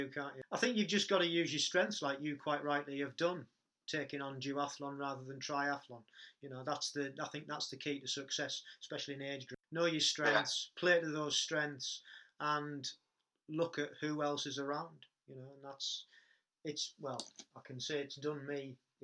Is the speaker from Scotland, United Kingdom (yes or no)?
no; Stockton-on-Tees, North East England, United Kingdom; That's my hometown